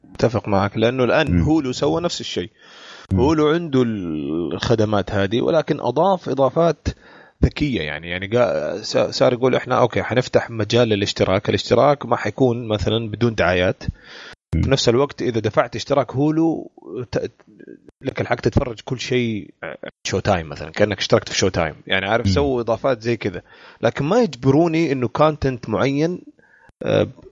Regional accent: Saudi Arabia; عندنا في السعوديه ذا فويس وامريكان ايدول

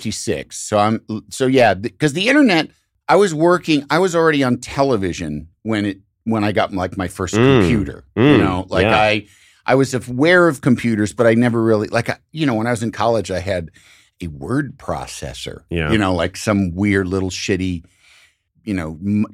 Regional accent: Midwest, United States; Yes, I feel that same thing.

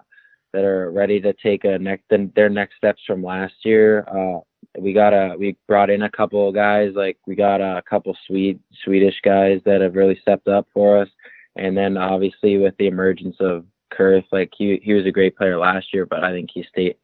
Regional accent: Glenwood, Maryland, United States; also born or lived in Ajax, Canada / Toronto, Canada; So I was born in Ajax, Ontario. So I was born in Canada, but I ended up moving to Glenwood when I was around 11 and played for a couple teams in the U.S., like Team Maryland's one of them.

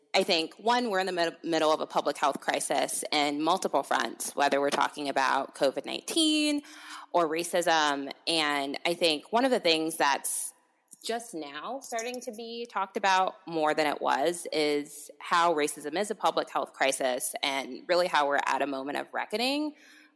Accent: California, United States; moved away as an adult; now in Washington, DC, United States; I'm a California native, but have been in DC for the past 5 years

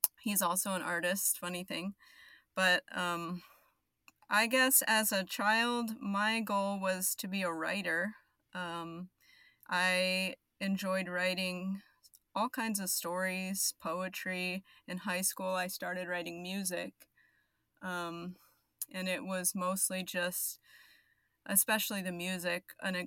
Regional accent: Arizona, United States; now in Dallas, United States; I live in Dallas. I'm originally from Arizona

